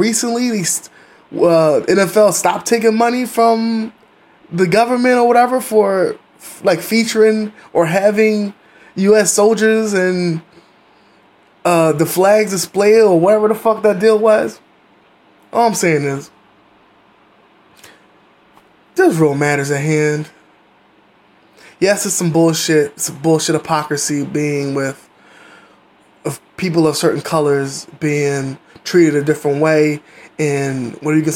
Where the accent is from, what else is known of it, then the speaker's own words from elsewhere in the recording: United States; as an American